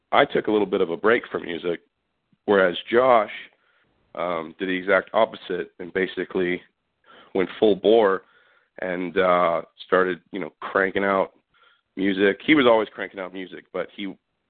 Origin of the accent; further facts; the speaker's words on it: Southern California, United States; also born or lived in San Francisco; I grew up in Southern California